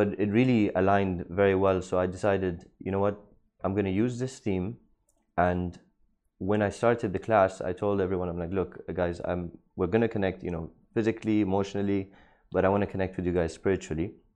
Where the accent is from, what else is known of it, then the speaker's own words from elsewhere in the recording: Dubai, United Arab Emirates; Born and raised in Dubai